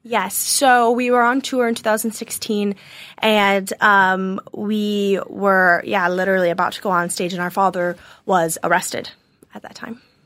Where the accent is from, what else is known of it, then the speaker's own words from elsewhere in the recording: Nashville, Tennessee, United States; also born or lived in Chicago, Illinois / Mayo, Ireland (ancestry); we moved to Nashville, Tennessee, and, um, we've lived there for the last eighteen or nineteen years.